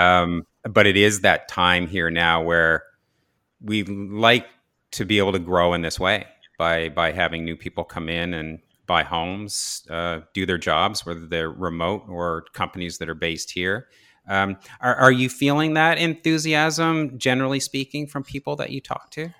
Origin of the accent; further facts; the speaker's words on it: Saint John area, New Brunswick, Canada; also born or lived in Toronto; I grew up in the Saint John area, uh, in Ross